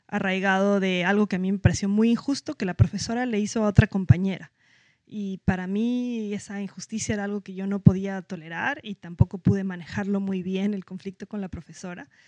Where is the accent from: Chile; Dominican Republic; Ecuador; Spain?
Ecuador; Quito, Pichincha; Eh, ya nací yo en Quito y viví toda mi vida ahí, pero todavía soy muy cercana de mi familia de Puerto Viejo.